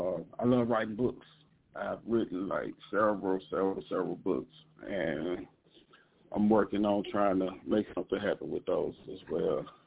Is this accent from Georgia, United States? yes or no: no; Shreveport, Louisiana, United States; I'm …. They call me …. I'm from Shreveport, Louisiana.